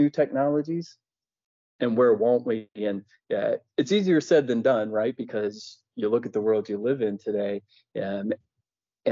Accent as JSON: {"language": "English", "region": "Ohio", "country": "United States", "tie": "born or raised there", "said": "I grew up in Ohio"}